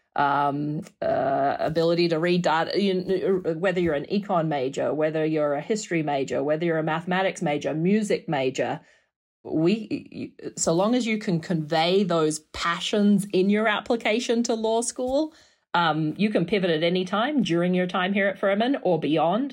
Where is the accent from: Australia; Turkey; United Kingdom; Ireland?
Australia; Perth, Western Australia; moved away as an adult; also born or lived in New York; now in Clemson, United States; Perth is so far away. I mean, if you channel through the globe from where I'm sitting right now, you'll come out in my hometown